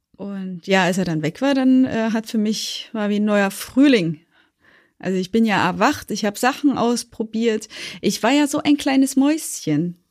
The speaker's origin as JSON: {"language": "German", "region": "Thuringia", "country": "Germany", "moved": "yes", "lives_now": "Berlin, Germany", "said": "wir sind dann nach Berlin umgesiedelt, wir kommen eigentlich aus Thüringen"}